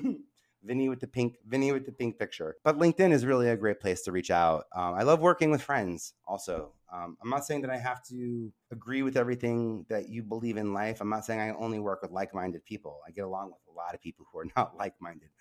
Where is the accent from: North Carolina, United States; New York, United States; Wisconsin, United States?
New York, United States; I love being a New Yorker